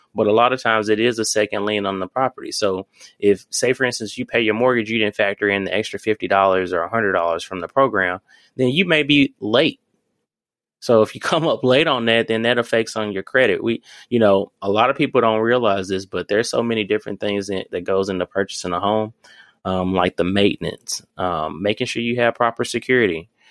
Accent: Memphis, Tennessee, United States; now in Louisville, United States; I'm coming from Memphis

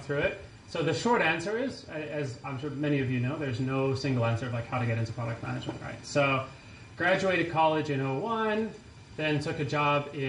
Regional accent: France; also born or lived in Connecticut, United States / New Orleans, United States; now in San Francisco, United States; So I was born in Connecticut, grew up in France.

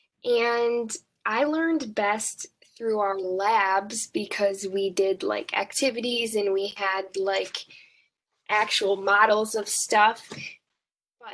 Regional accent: Dubuque, Iowa, United States; I chose University of Dubuque because I'm from Dubuque

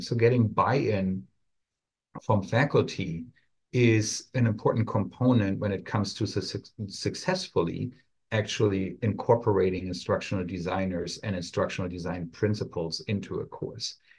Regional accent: Germany; English is a second language; moved away as an adult; now in United States; my accent still shines through a little bit here and there. I'm originally from Germany, where I studied pharmacy before I came over to the United States

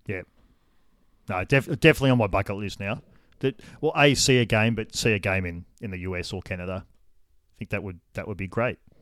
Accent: Wagga Wagga, New South Wales, Australia; I grew up in Wagga Wagga, city of good sports

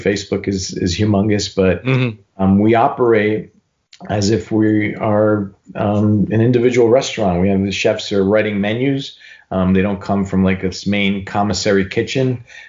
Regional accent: New York City, New York, United States; I was a cook from New York City and I was here

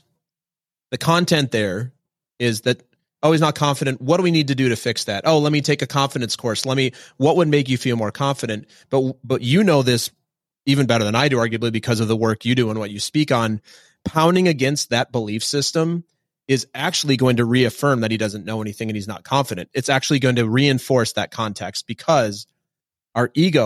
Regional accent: Minnesota, United States; I'm from Minnesota.

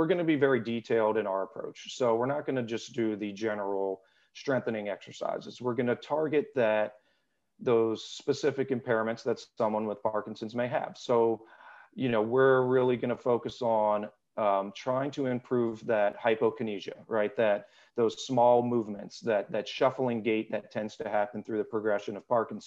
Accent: South Louisiana, United States; moved away as an adult; also born or lived in St. Augustine, Florida / Washington, District of Columbia, United States / California / Virginia Beach, Virginia; now in Richmond, United States; I was born and raised in South Louisiana

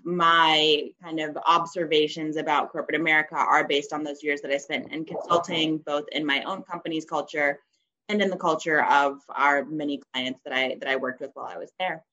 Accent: Atlanta, Georgia, United States; moved away as an adult; also born or lived in Princeton, New Jersey / New York; I'm originally from Atlanta, Georgia

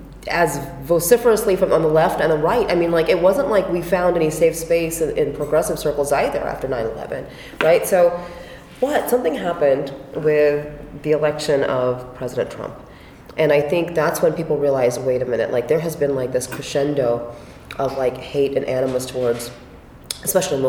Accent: United States; also born or lived in Pakistan; I grew up in small town America

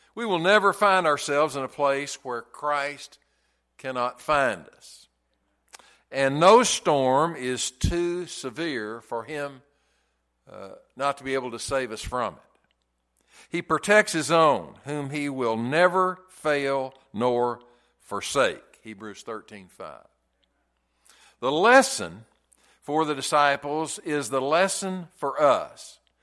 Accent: the South, United States; I'm from the South

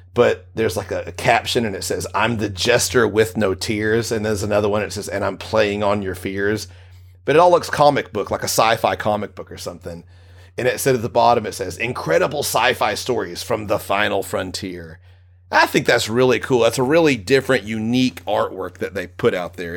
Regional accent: United States; I'm American

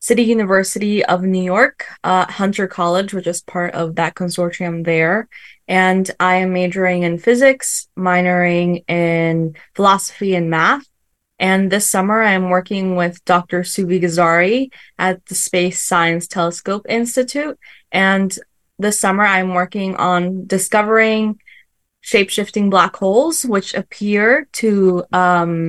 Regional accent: Ecuador; now in United States; I grew up in Ecuador. That's where I was born.

